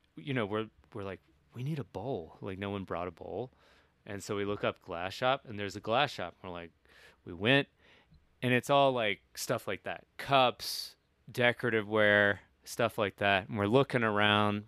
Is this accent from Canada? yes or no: no; Kentucky, United States; moved away; I'm of two minds about where I'm from, like I'm like fuck yeah, Kentucky